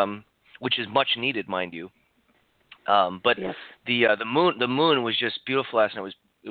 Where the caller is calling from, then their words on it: Santa Cruz, California, United States; I'm in Santa Cruz, California.